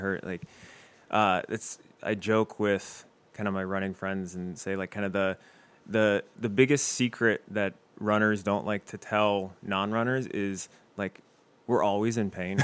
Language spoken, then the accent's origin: English; Westerville, Ohio, United States; moved away as an adult; now in Toledo, United States; I'm originally from Westerville, Ohio